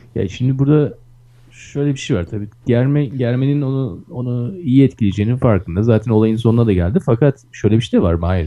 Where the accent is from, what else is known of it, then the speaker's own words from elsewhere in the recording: Istanbul, Turkey; Ben Kadıköy'lüyüm